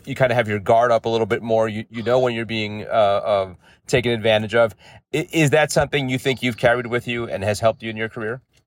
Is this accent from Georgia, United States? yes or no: no; New York City, New York, United States; I grew up in the in the Bronx